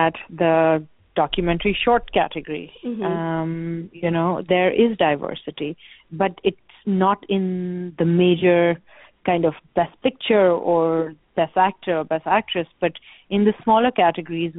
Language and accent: English; Pakistan; moved away as an adult; also born or lived in United States / Canada; I was born and raised in Pakistan.